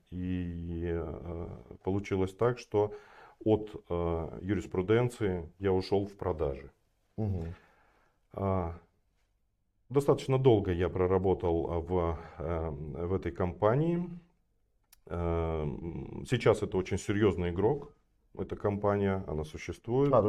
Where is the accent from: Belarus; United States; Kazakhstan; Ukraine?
Kazakhstan; Kostanay Region; я родился и вырос я в Казахстане, на севере, Куста, э, на севере Казахстана, в городе Кустанай, сейчас он Кустанай называется. А, я родился не в самом городе, родился в э, небольшом поселке, еще в 100 километрах от э, Кустаная.